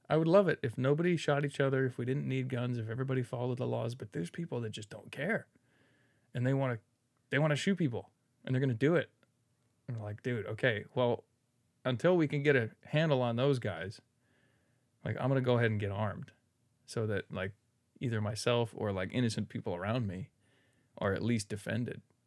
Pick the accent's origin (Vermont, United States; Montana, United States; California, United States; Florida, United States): California, United States; Redwood City; moved away as an adult; now in Newark, United States; I was born in Redwood City and, like, there's picket fences and there's no crime